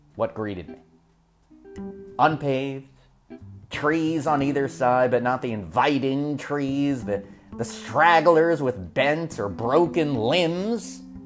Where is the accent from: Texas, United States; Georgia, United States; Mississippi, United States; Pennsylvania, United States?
Pennsylvania, United States; Berks County; also born or lived in Norristown, Pennsylvania; When we moved from Norristown into the middle of nowhere, Berks County